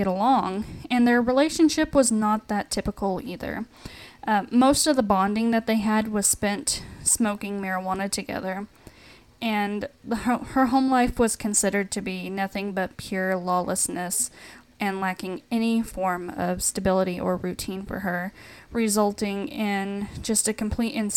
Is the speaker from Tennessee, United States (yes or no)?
yes; Tennessee, United States; my home state